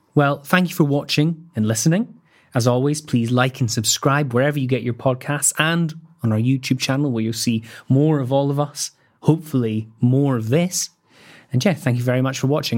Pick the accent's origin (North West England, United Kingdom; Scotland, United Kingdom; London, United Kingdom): Scotland, United Kingdom; I'm Scottish